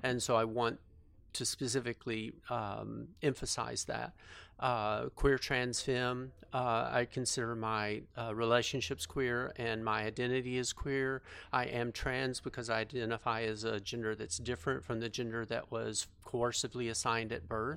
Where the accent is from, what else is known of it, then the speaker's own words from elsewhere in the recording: Fort Worth, Texas, United States; I grew up in, uh, a suburb of Fort Worth